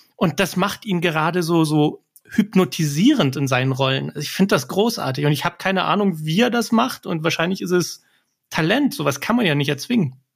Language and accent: German; Germany; ich bin hier in Deutschland geboren